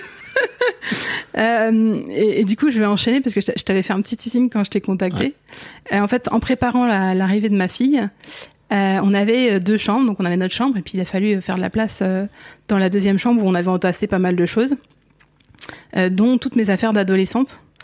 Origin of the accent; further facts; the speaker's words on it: northern Essonne, near Orly, Île-de-France, France; j'ai grandi tout près, ouais, tout près d'Orly, euh, toute cette zone nord essonne